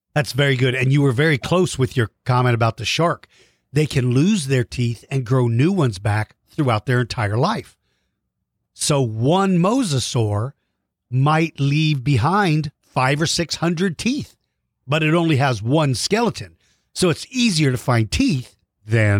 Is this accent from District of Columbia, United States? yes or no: yes; Washington, District of Columbia, United States; now in San Antonio, United States; I grew up in Washington, D.C., so I saw snow every winter when I was a kid. But then when we moved to Texas